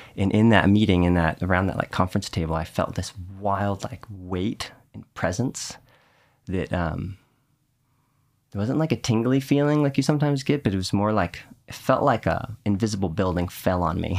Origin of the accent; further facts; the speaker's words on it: Houston, Texas, United States; where I grew up in Texas with the, the way the rainstorms would come through in Houston